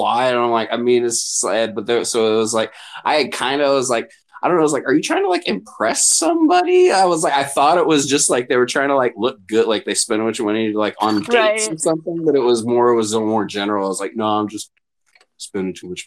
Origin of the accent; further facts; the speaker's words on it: Minneapolis, Minnesota, United States; I'm from Minneapolis, you know, we know Somali people just from mm-hmm. living here